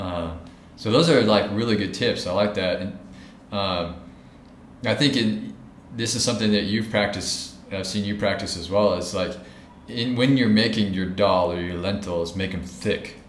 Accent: United States; now in India; my home country of America

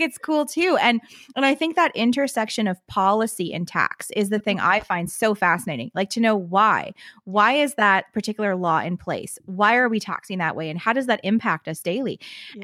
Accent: Canada; as a Canadian tax lawyer

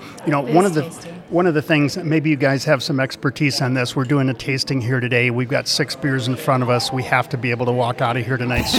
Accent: Wisconsin, United States; moved away; Steve and I are both from the Midwest, but he's from the Chicago area and I'm from the Wisconsin area.

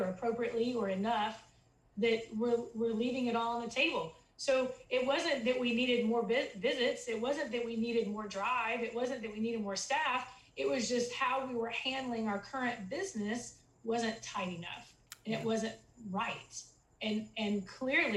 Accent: Texas, United States; I'm from Texas

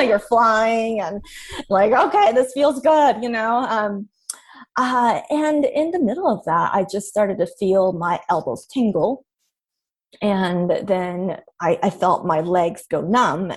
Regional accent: Irvine, California, United States; I grew up in Irvine, California

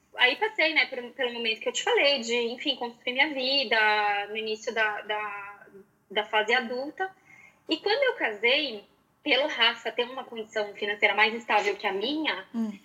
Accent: Porto Alegre, Rio Grande do Sul, Brazil; eu nasci em Porto Alegre

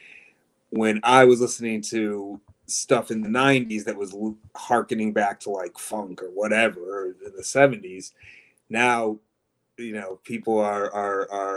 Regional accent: Dearborn, Michigan, United States; I grew up literally across the street from Detroit proper in Dearborn, Michigan, which is a kind of big working class Arab American enclave

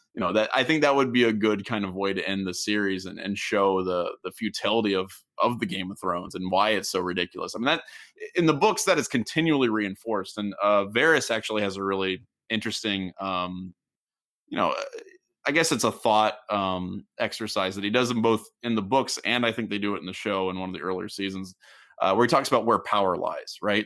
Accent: Southwestern Ohio, United States; I grew up in Southwestern Ohio

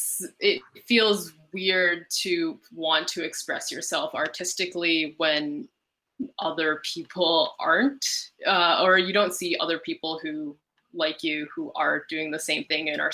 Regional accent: Ottawa, Ontario, Canada; Well, I grew up in Ottawa

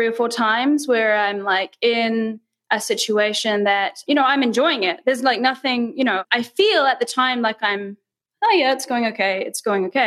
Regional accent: New Zealand; moved away as an adult; also born or lived in Thailand; now in Mexico; I was born in New Zealand.

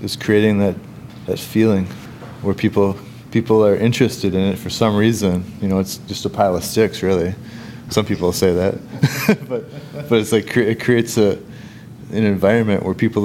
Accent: Winona, Minnesota, United States; I'm from here. I'm from Winona.

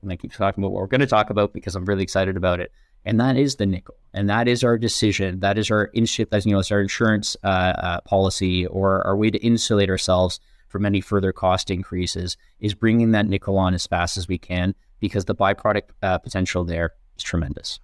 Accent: Canada; as a Canadian

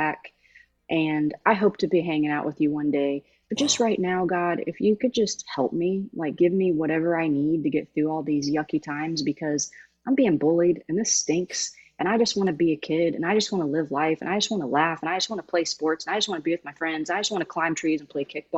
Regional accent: Jamestown, Indiana, United States; I'm from Jamestown, Indiana

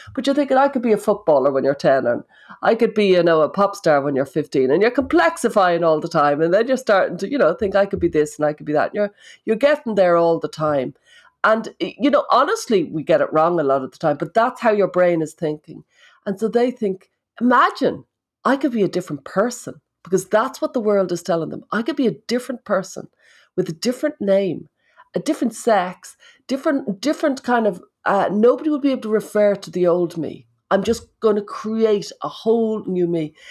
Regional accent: Ireland

